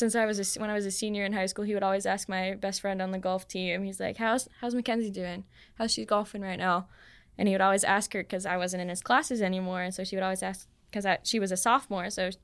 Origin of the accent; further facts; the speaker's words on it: Iron River, Michigan, United States; And since I'm from Iron River, I was at Northern Pines.